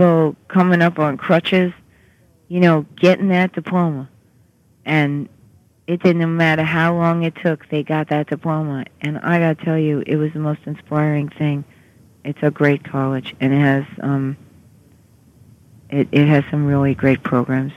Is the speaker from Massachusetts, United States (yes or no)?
no; New York City, New York, United States; accent: Queens English; I'm from Queens, New York